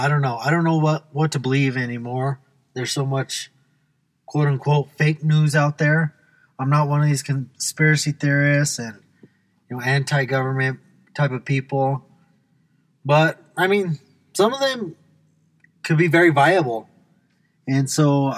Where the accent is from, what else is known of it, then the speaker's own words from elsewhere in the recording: United States; I'm an American